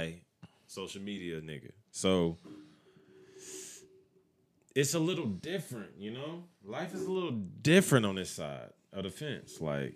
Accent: United States; I'm American.

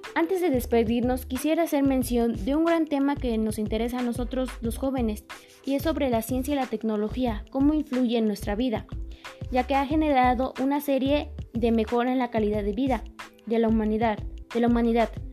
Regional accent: Mexico; nosotros como mexicanos

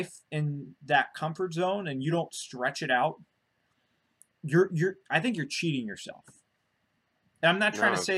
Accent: New Jersey, United States; moved away; also born or lived in Florida; growing up in Jersey

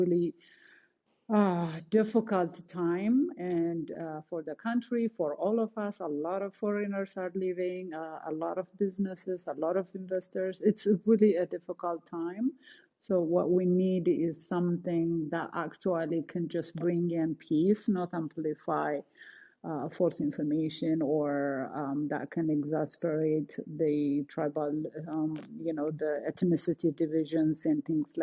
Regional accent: Canada; moved away; I'm Canadian

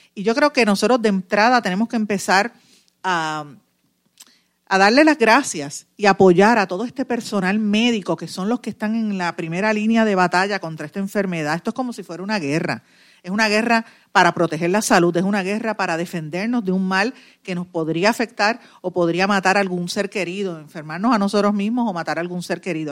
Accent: Puerto Rico; also born or lived in Guaynabo, Puerto Rico

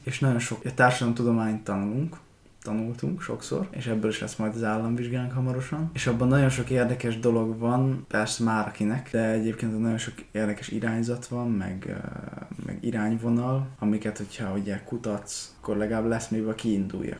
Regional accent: Békéscsaba, Békés, Hungary; moved away; Békés Csabán születtem

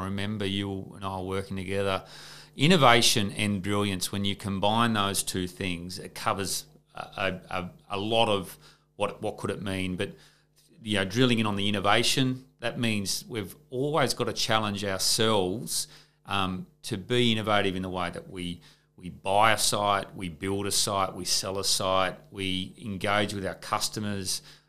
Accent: Gunnedah, New South Wales, Australia; Like Ron and I grew up together in Gunnedah in country New South Wales.

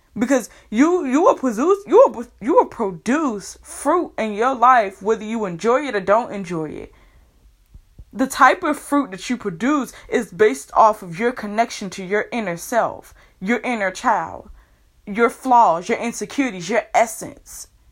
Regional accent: United States; I am a black woman here who was born and raised in America

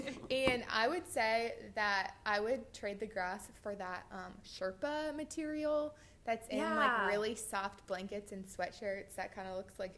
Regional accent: Iowa, United States; moved away; And The Music Man Museum is in Iowa. It's 40 minutes from my hometown.

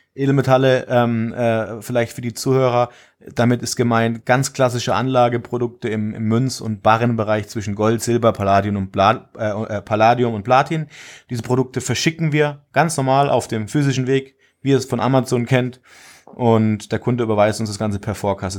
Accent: Würzburg region, Bavaria, Germany; moved away as an adult; now in Villingen-Schwenningen, Germany; Ich komme eigentlich aus der Region Würzburg habe dort auch äh, den Großteil meines Lebens verbracht

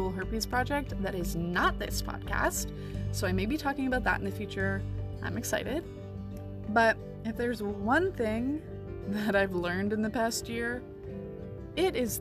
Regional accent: Canada; I'm Canadian

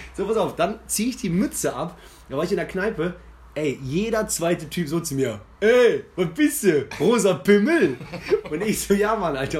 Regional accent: near Cologne, North Rhine-Westphalia, Germany; als Immi, aber jetzt mittlerweile seit zehn Jahren in Köln und in der Nähe groß geworden

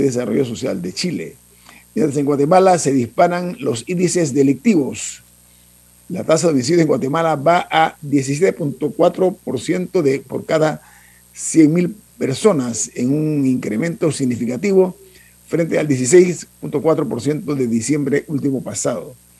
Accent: Panama; las playas de Panamá, ese es un regalo eh, eh, divino que tenemos nosotros

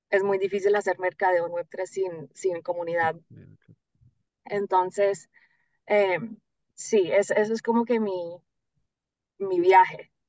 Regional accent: Florida, United States; accent: Colombian; yo nací acá en la Florida, yo vivo en el sur de la Florida, como una hora al norte de Miami, nací acá.

